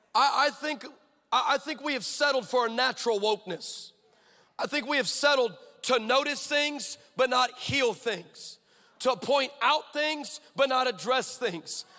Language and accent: English; California, United States; I'm from California.